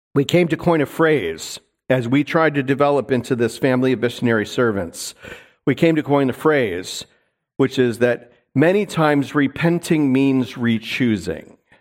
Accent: New York, United States; also born or lived in Seattle; now in North Idaho, United States; where I grew up in New York

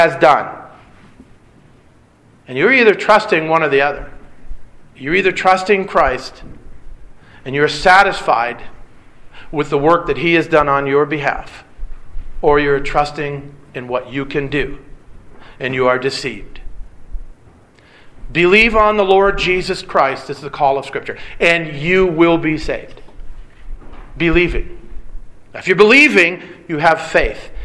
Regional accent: Detroit, Michigan, United States; I grew up in Detroit

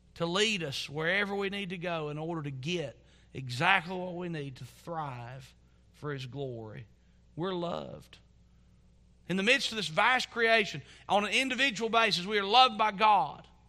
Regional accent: Southwest Virginia, United States; growing up in Southwest Virginia, you're not exposed to lots of cultures.

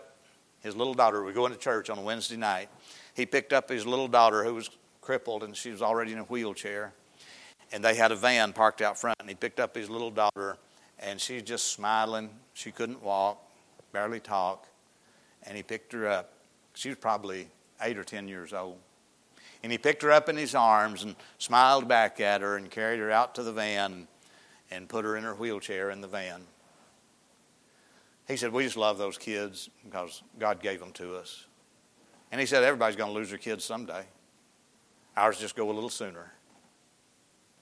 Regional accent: Mount Pleasant, Arkansas, United States; I grew up in Izzard County in a little town of Mount Pleasant where I went to school, graduated from high school there.

